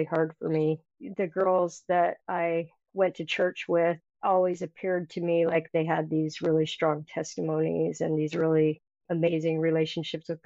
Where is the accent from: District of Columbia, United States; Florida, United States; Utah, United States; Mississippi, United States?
Utah, United States; Mountain Green; I grew up in Mountain Green, Utah